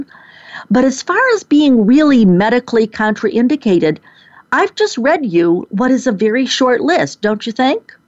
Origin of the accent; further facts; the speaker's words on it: Rochester, New York, United States; moved away; my hometown of Rochester, New York. No, I'm not there now. But that is certainly where I grew up